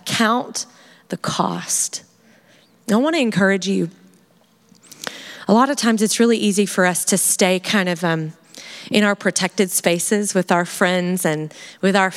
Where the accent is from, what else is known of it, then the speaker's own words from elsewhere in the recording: United States; as an American girl